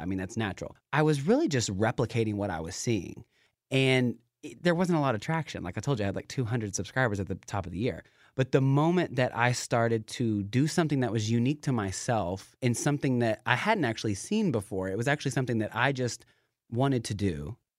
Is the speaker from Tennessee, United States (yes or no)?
yes; Knoxville, Tennessee, United States; moved away as an adult; now in Seattle, United States; I am from Knoxville, Tennessee. So I, I, I'm in Seattle now, so I, I tone it down every now and then